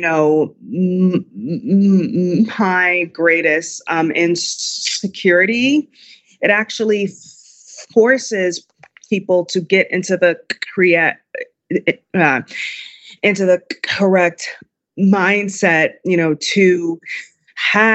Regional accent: Chicago, Illinois, United States; my hometown of Chicago

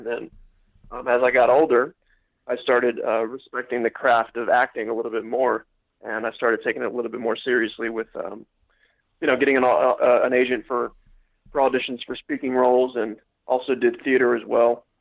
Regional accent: Atlanta, Georgia, United States; also born or lived in Miami, Florida; I claim Atlanta, Georgia. I was born in Miami, but I lived mostly in Atlanta my entire life

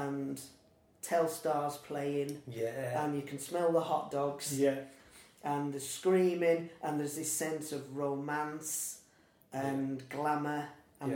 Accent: Lancaster, North West England, United Kingdom; also born or lived in Morecambe; I'm local, so I've lived in Lancaster, I've lived in Morecambe, I was born in Lancaster

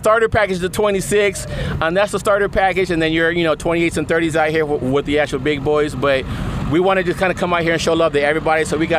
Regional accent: California, United States; also born or lived in Long Beach; I'm from California

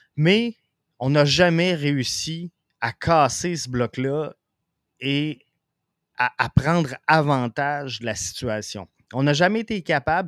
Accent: Quebec City, Quebec, Canada; now in Rivière-du-Loup, Canada; Je viens de Québec, mais euh, je demeure à Rivière-du-Loup

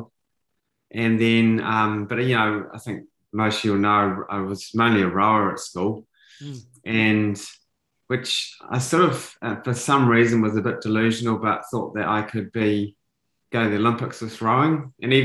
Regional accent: New Zealand; I was a typical kid growing up in New Zealand

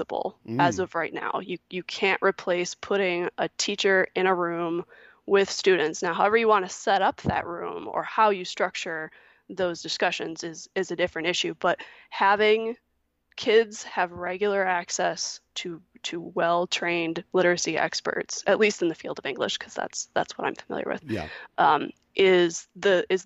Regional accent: Michigan, United States; here in my home state of Michigan

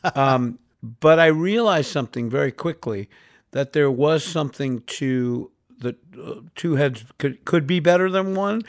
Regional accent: New York City, New York, United States; moved away as an adult; I grew up in New York City, born and raised, uh, first twenty-one years of my life I spent there

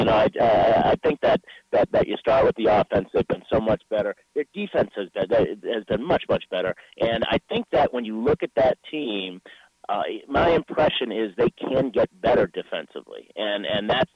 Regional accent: Boston, Massachusetts, United States; moved away; I grew up in Boston

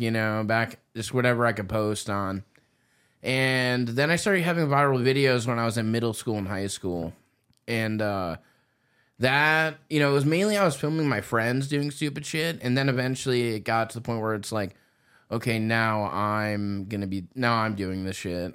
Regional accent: Indiana, United States; moved away; I'm from Indiana originally

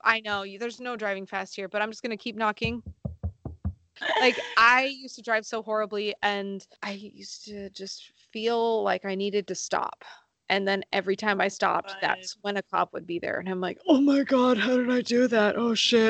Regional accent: Sonoma County, California, United States; I'm from Sonoma County, so there are lots of open roads

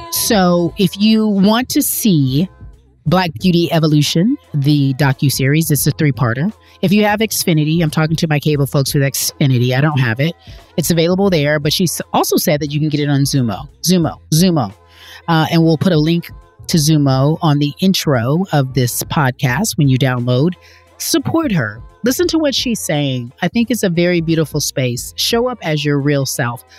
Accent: California, United States; growing up in California

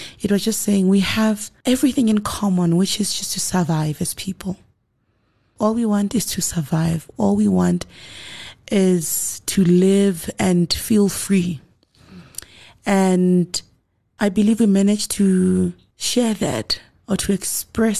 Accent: South Africa; we went into studio as South African musicians

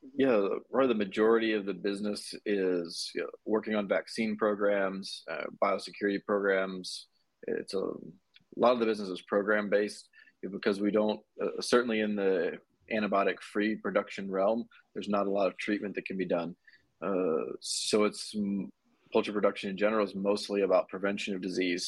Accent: Ohio, United States; moved away as an adult; also born or lived in Georgia; now in Dallas, United States; originally I'm from Ohio, uh, currently live in Dallas, Texas

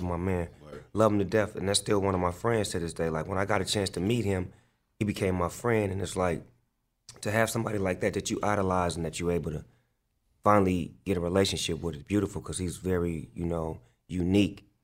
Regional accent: Long Beach, California, United States; I grew up in Long Beach, California, on the east side of Long Beach

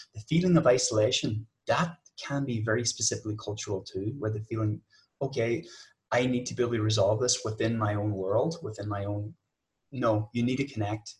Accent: Ireland; I'm from Ireland

